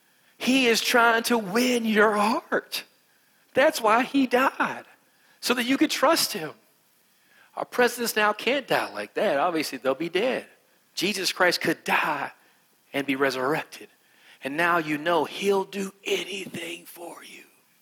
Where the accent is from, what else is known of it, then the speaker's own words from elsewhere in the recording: West Virginia, United States; accent: West Virginia; I'm from West Virginia. Because I'm from West Virginia, I'm country, and I have an accent like this. And this is my normal accent.